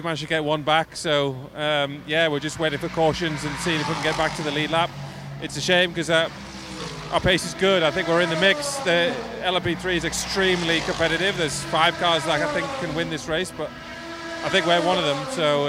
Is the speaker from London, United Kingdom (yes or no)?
no; Newcastle upon Tyne, North East England, United Kingdom; I got the Tyne Bridge on the back of my helmet, the symbol of my hometown, Newcastle.